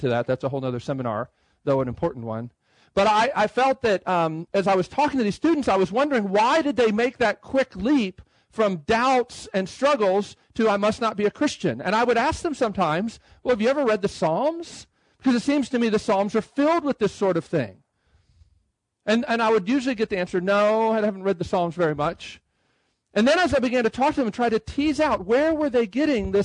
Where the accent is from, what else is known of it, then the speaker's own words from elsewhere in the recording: Baltimore, Maryland, United States; moved away as an adult; also born or lived in Boston; now in Nashville, United States; I'm from the Baltimore area